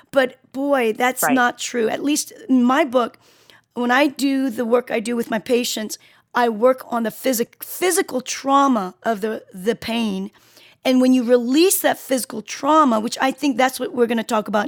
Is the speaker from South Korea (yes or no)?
yes; Seoul, South Korea; born there; i was born in South Seoul, Korea, South Korea, and, and I was on a mountain.